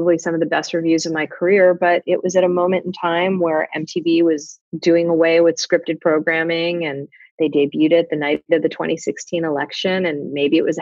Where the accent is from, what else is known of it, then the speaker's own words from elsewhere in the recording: Fort Lauderdale, Florida, United States; a kid growing up in Fort Lauderdale, Florida